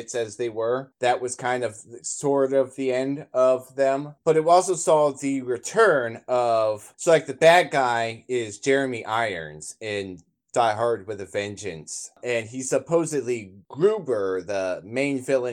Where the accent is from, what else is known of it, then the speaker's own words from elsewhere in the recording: United States; We, as Americans